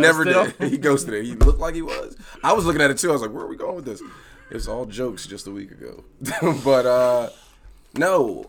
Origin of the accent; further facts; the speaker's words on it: East Coast, United States; I'm from the East Coast. He's from the West Coast. I'm black.